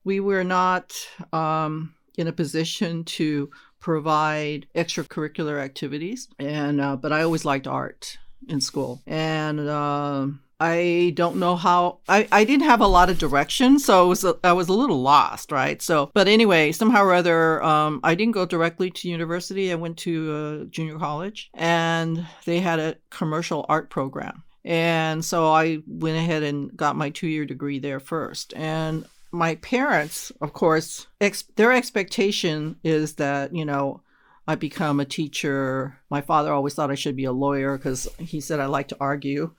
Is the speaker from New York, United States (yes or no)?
no; Los Angeles, California, United States; moved away as an adult; also born or lived in San Jose; I'm originally from Los Angeles